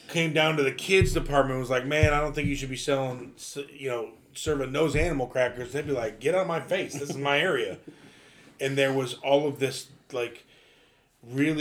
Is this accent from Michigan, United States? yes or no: no; Ohio, United States; we grew up in Baptist church in Ohio